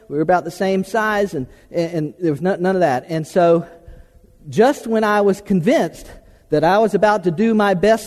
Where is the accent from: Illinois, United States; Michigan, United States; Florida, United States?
Florida, United States; I was born and raised in Florida, in South Central Florida, and South Florida